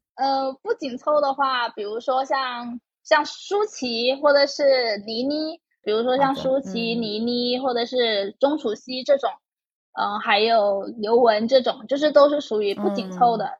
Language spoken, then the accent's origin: Chinese; Guangdong, China; 我是潮汕家庭长大